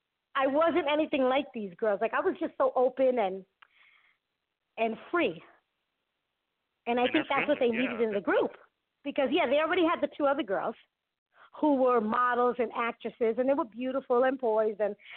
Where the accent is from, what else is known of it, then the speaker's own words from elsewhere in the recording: Bronx, New York, United States; I'm from the Bronx.